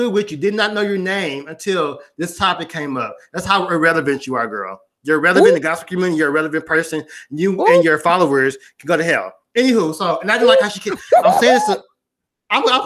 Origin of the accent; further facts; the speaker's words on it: the South, United States; I'm from the South